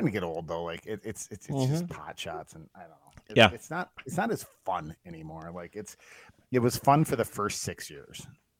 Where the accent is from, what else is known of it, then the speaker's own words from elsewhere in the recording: Indiana, United States; Indiana. We're from Indiana, and we're going to move.